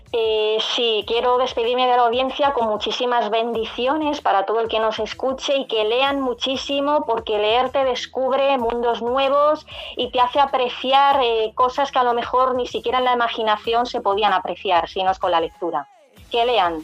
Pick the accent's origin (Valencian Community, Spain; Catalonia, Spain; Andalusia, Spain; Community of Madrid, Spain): Community of Madrid, Spain; Madrid; yo soy de Madrid, nací aquí en Madrid